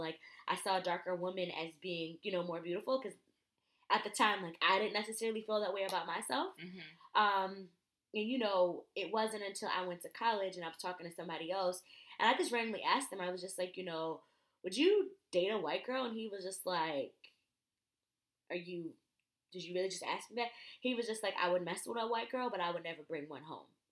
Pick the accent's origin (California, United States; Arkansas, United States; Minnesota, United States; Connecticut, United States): Connecticut, United States; I grew up in Connecticut